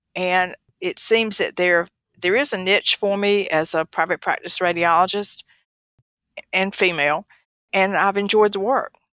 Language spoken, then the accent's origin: English; the South, United States; I was from the South